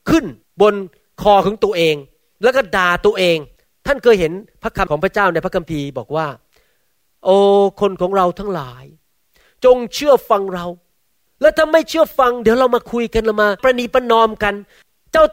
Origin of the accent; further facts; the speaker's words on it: United States; ผมมาโตในอเมริกาผมพูดภาษาอังกฤษไม่มีแอคเซนต์คุณแม่พูดยังมีแอคเซนต์พูดก็ไม่ชัด